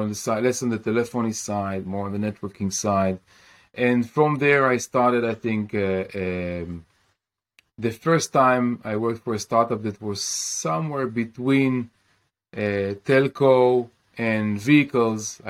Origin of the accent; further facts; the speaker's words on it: Kiryat Bialik, Haifa District, Israel; I grew up in Kiryat Bialik in Israel.